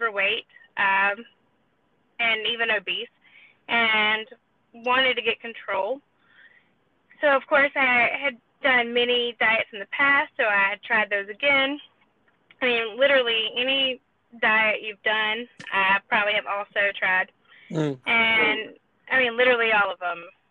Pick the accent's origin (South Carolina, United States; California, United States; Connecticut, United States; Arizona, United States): South Carolina, United States; I'm from South Carolina.